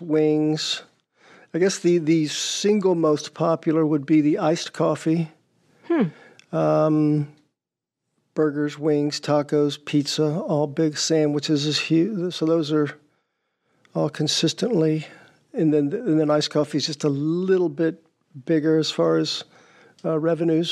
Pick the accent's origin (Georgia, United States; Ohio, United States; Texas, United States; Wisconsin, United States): Georgia, United States; now in Rhode Island, United States; I'm from Georgia